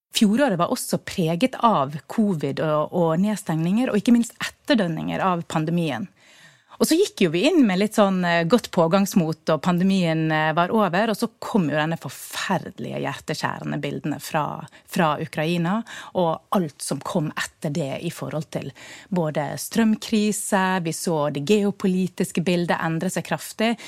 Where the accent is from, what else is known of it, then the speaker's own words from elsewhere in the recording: Bergen, Vestland, Norway; Vi som bergensere